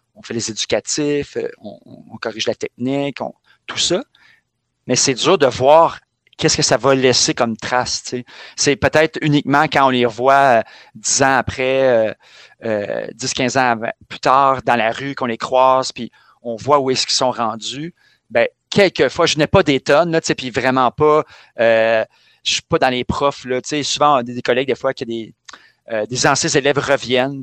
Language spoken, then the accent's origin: French; Montreal, Quebec, Canada; je suis né à Montréal-Nord, je vis dans le quartier de Schlaga.